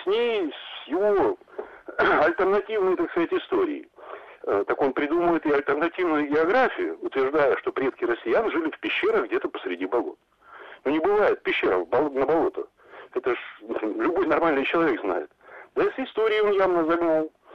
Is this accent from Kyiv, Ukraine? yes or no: no; Lviv, Lviv Oblast, Ukraine; я сам родом со Львова